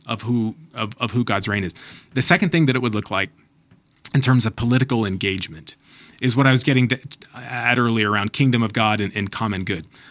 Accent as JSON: {"language": "English", "country": "United States", "said": "American Christians"}